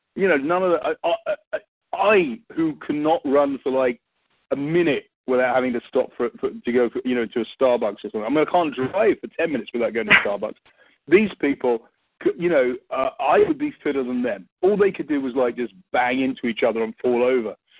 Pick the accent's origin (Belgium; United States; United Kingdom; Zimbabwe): United Kingdom; England; accent: English; I'm English